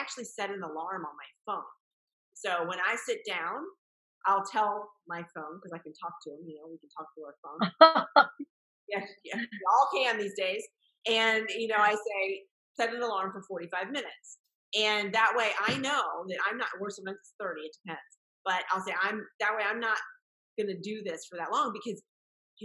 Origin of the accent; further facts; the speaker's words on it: Florida, United States; I'm born and raised in Florida